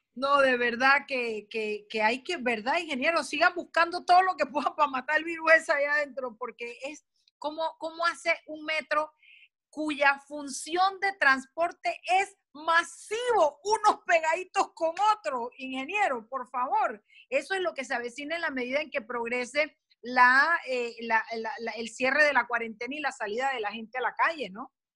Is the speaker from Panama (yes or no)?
yes; Panama; los panameños frente al estímulo correcto respondemos de manera correcta